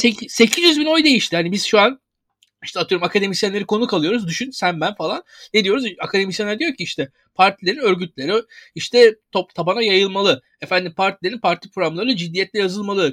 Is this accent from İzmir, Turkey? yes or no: yes; İzmir, Turkey; İzmirliyim ben